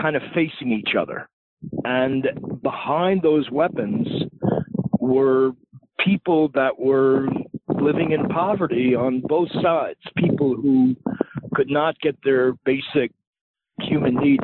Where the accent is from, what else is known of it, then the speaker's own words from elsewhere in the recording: Long Island, New York, United States; I grew up on Long Island